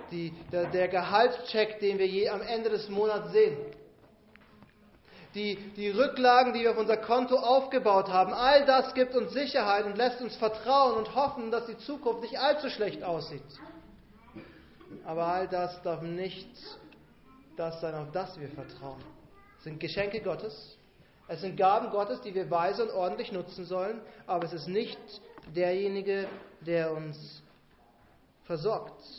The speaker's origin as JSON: {"language": "German", "region": "Bavaria", "country": "Germany", "tie": "born or raised there", "said": "Seht ihr, ich bin in Bayern auf dem Dorf aufgewachsen."}